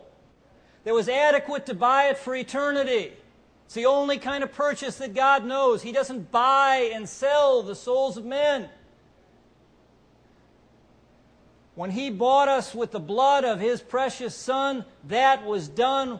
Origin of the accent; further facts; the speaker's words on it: Cleveland, Ohio, United States; I'm from Cleveland